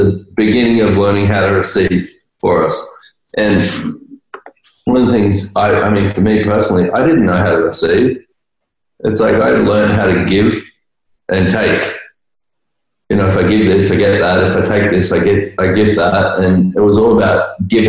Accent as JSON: {"language": "English", "country": "Australia", "said": "I'm Australian"}